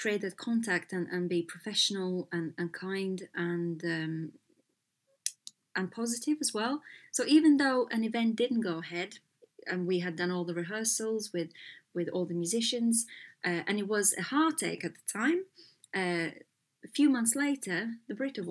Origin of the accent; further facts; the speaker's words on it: Latvia; moved away as an adult; also born or lived in Los Angeles, United States; I was born in Latvia when we were still behind the kind of the Soviet rule